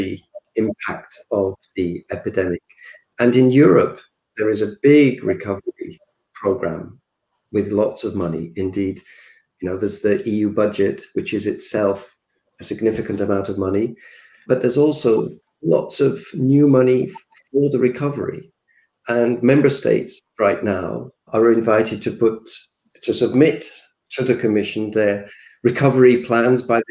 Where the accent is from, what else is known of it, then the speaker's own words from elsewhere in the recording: Yorkshire and the Humber, United Kingdom; I come from the UK. I know the area where I was born around the Humberside